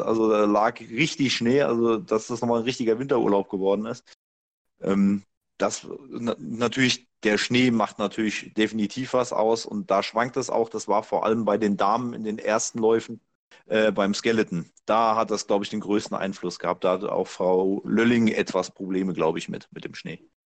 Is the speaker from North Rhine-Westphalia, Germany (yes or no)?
no; Hesse, Germany; ich als Hesse